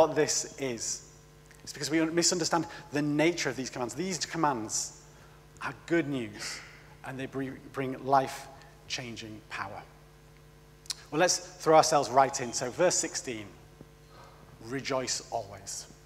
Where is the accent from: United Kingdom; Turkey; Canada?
United Kingdom; I am British.